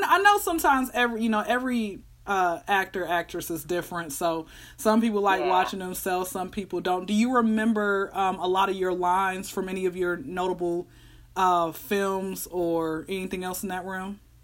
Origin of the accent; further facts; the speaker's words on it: Atlanta, Georgia, United States; I'm born and raised out here in Atlanta